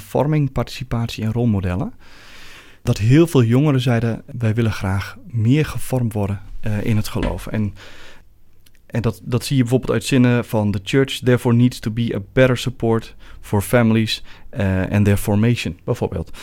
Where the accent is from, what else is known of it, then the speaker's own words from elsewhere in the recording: Netherlands; moved away as an adult; now in Belgium; Zoals iedereen kan horen kom ik niet uit Amsterdam, maar meer uit het Renteland. Daar ben ik geboren en getogen